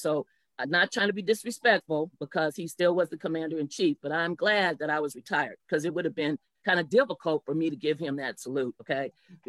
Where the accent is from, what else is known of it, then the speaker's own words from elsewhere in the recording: Anchorage, Alaska, United States; I grew up in Anchorage, went to Ptarmigan Elementary, Clark, and then to Bartlett.